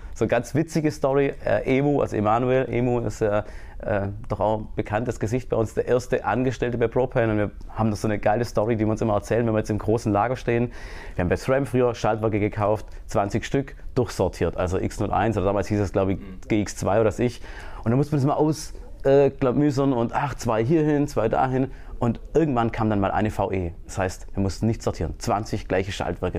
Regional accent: Germany; ich komme aus Deutschland, bin fürs Marketing zuständig

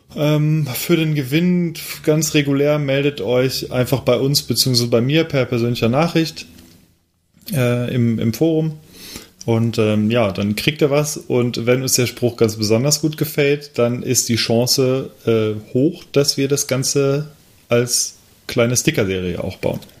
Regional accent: Cologne, North Rhine-Westphalia, Germany; moved away; ein lokales Bier aus meiner alten Heimat

